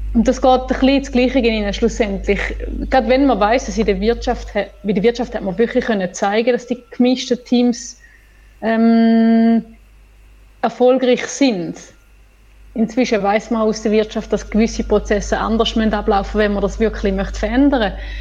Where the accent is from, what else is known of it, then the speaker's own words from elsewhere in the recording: Switzerland; bei uns in der Schweiz